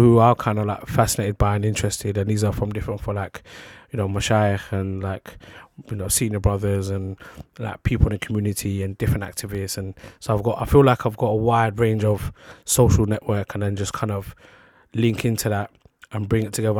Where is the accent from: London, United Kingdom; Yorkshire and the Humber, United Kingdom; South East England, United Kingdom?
London, United Kingdom; London was just where I'm based, where I'm from. So I was born in London.